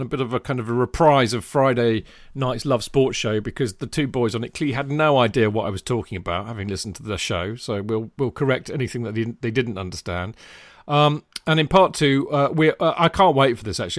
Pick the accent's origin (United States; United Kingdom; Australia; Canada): United Kingdom; England; me and … are, in fact, English